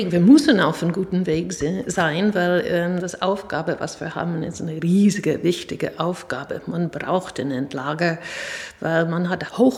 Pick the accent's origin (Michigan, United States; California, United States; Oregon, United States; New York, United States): New York, United States; German is a second language; Ja, ich bin, ähm, wie man hört, mit meinem Akzent nicht in Deutschland geboren und auch nicht aufgewachsen. Ich bin in Stadt New York geboren und aufgewachsen